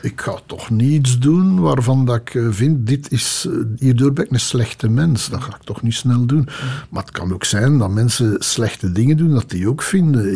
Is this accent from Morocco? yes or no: no; Belgium; accent: half Brussels; mijn dialect van vroeger, zo half Brussels.